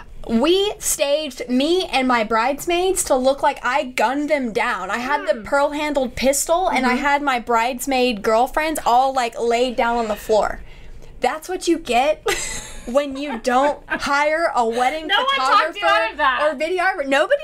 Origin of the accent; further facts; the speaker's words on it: Texas, United States; because our theme was kind of like, fuck y'all, we're from Texas.